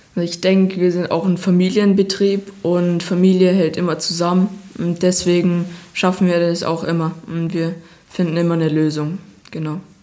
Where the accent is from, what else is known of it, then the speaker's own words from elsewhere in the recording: Bayerwaldhof, Bavaria, Germany; der Bayerwaldhof ist für mich die Heimat, wo ich geboren bin, wo ich meine Kindheit verbracht habe